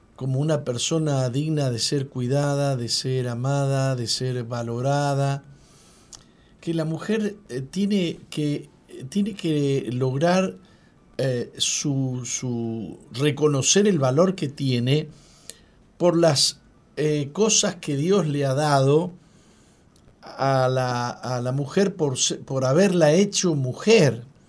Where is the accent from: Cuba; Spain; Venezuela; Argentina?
Argentina; moved away as an adult; now in Uruguay; yo soy argentino